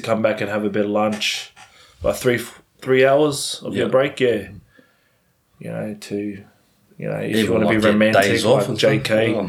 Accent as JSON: {"language": "English", "town": "Brisbane", "region": "Queensland", "country": "Australia", "tie": "born or raised there", "also_born_or_lived": "Auckland, New Zealand", "moved": "as an adult", "lives_now": "Japan", "said": "Born in Auckland, brought up in Brisbane."}